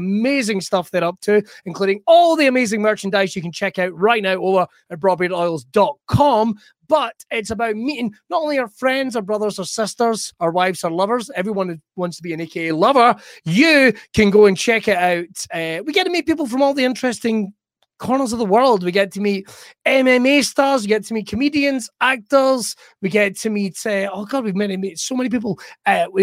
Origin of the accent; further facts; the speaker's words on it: West Coast, Scotland, United Kingdom; I'm from the West Coast